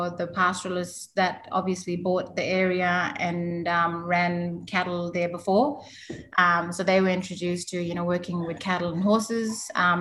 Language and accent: English; Halls Creek, Western Australia, Australia; Mostly all spent on the station growing up, all around the bush on Lambu area. Halls Creek is the town, nearest town. It's where I'm from.